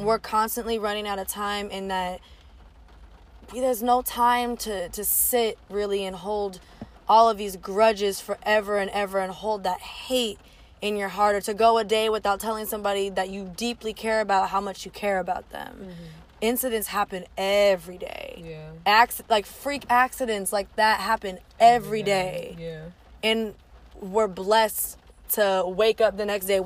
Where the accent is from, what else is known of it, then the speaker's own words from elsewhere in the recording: Orange County, California, United States; moved away as an adult; now in Tennessee, United States; I'm from the West Coast, so this hit really close to home. And I am specifically from Orange County